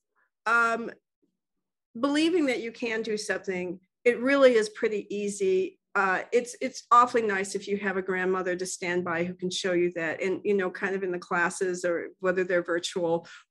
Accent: Santa Barbara, California, United States; now in Port Angeles, United States; I grew up in Santa Barbara

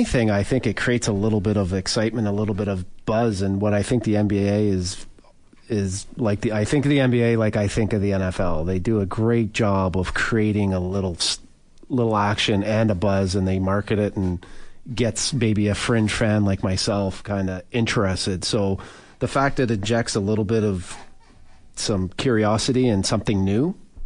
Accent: Toronto, Ontario, Canada; Yeah, I mean, growing up in Toronto, the Bills were the team that I heard most about.

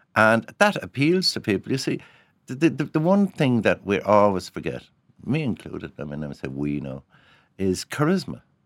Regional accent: Cork, Munster, Ireland; when I grew up in Cork, Every young fella had a hurley

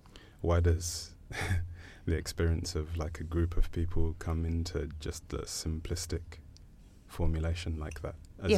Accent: Zambia; moved away; I was born in Zambia. And in fact, I was fluent in English in Zambia because the education that I had was kind of bilingual, I suppose.

